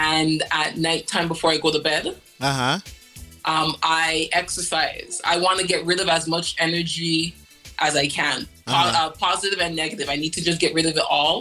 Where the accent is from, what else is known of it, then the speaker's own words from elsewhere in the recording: Canada; Unfortunately, Canada